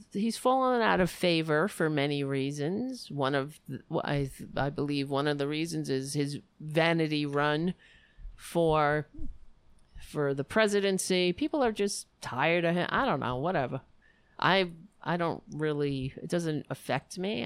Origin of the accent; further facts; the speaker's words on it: New York City, New York, United States; I'm from New York